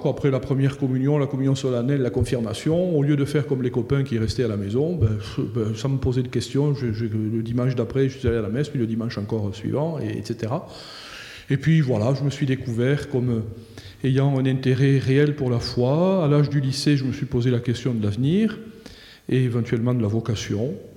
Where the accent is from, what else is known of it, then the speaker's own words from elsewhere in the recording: Comminges, Occitania, France; also born or lived in Toulouse; je, viens de là, j'ai grandi euh, dans une famille